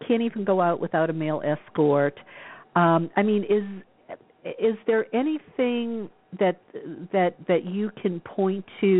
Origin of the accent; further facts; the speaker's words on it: the South, Louisiana, United States; moved away as an adult; now in California, United States; I was raised in the South